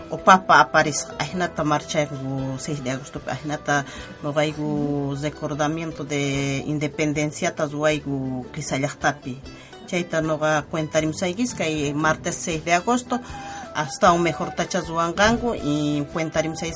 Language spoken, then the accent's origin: Spanish; Cliza, Cochabamba, Bolivia; Spanish is a second language; now in Buenos Aires, Argentina; yo soy de Clisa